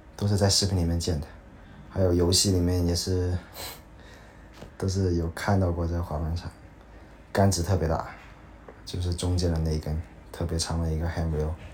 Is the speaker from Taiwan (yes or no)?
no; China; 他们也会问你你是哪里的，然后。就跟他回答，然后他们说啊，Chinese，